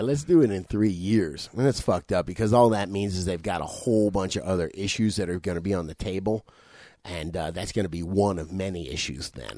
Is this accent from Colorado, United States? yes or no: no; South Florida, United States; I'm fucking from South Florida.